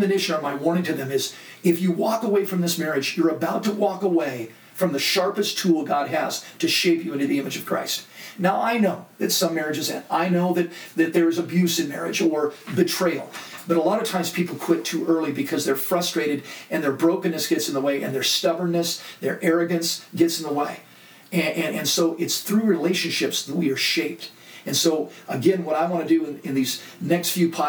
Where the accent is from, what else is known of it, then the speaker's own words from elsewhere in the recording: Laguna Beach, California, United States; I grew up in Laguna Beach, an art colony